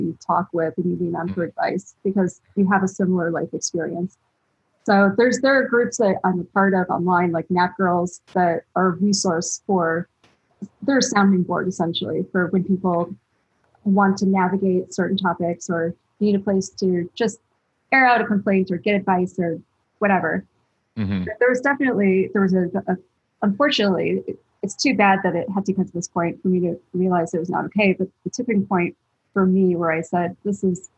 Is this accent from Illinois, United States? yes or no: yes; Chicago, Illinois, United States; growing up in Chicago